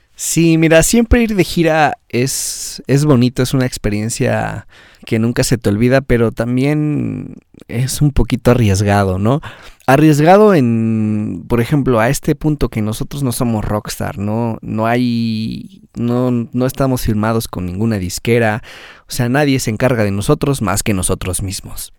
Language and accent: Spanish; Mexico